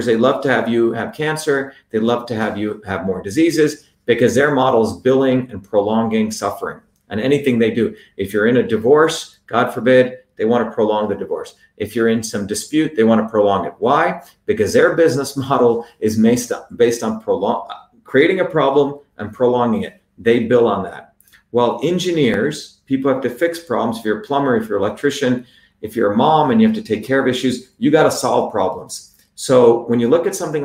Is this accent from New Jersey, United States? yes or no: yes; New Jersey, United States; now in Massachusetts, United States; I grew up in New Jersey